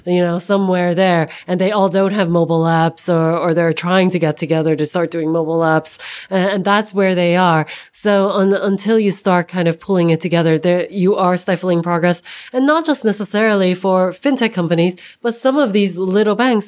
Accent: United States; moved away as an adult; now in United Kingdom; as the American

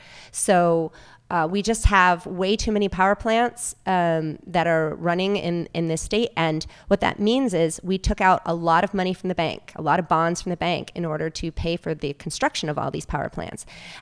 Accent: East Coast, United States; now in Glendale, United States; I've lived in Los Angeles almost 22 years now. I can't believe it. I'm a transplant from the East Coast, but I do call LA my home now.

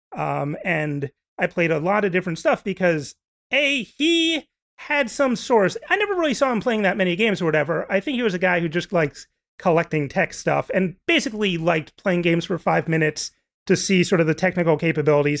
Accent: New Jersey, United States; I'm from New Jersey

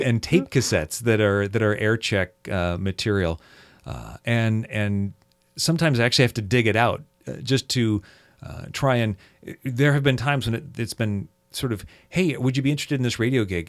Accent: Seattle, Washington, United States; I grew up in the Seattle area here

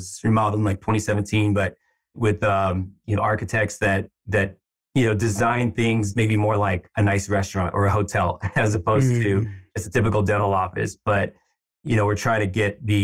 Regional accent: San Francisco, California, United States; also born or lived in Bay Area; I've always lived in the Bay Area. I was born here in San Francisco, just moved kind of throughout the Bay, but been here, yeah, for a long time

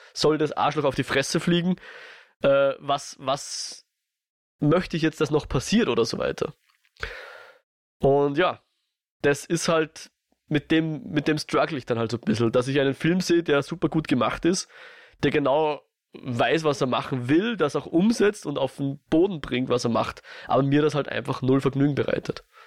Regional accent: Austria; ich als Österreicher

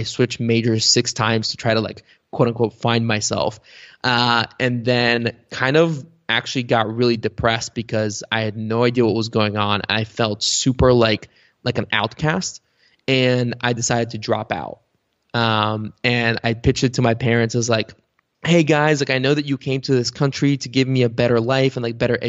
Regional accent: Cincinnati, Ohio, United States; English is a second language; also born or lived in Bulgaria; where I grew up in Cincinnati

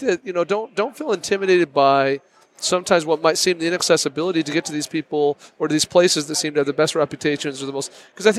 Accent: Wyoming, United States; that's my home state. We're proud.

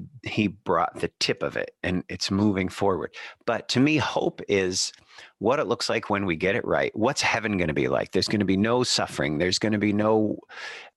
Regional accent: Birmingham, Michigan, United States; the church that I grew up in Birmingham, Michigan

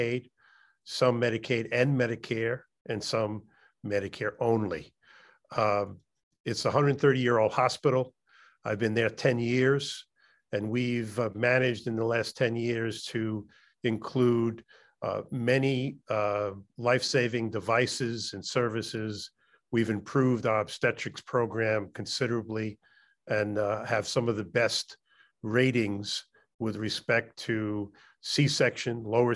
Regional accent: New York City, New York, United States; also born or lived in Chicago; I'm a New York City born and bred

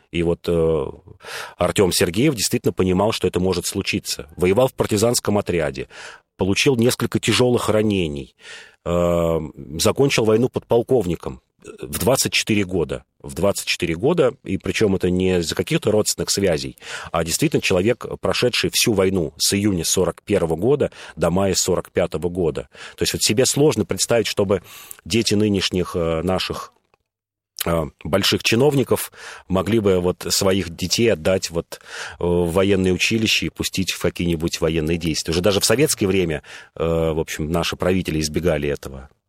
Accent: Moscow, Russia; я москвич, и нам, и мы тут многие москвичи

